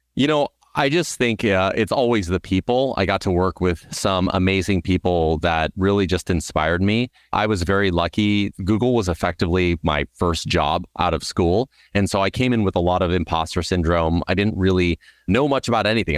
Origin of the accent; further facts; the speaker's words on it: Southern California, United States; I grew up in Southern California